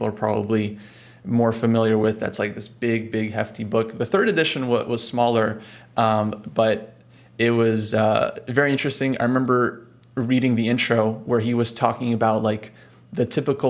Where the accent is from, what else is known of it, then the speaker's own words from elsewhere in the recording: California, United States; we're both from California